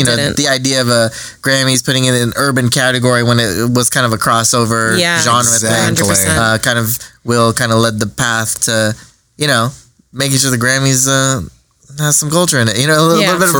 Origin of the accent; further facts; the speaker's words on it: Lompoc, California, United States; moved away; I'm from Lompoc, California, yeah, originally